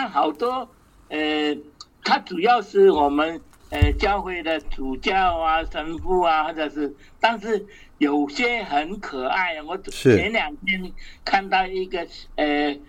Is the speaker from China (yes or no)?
yes; China; 但是如果在我们中国人的呃文化来讲哦，我不晓得是不是太极的画面哦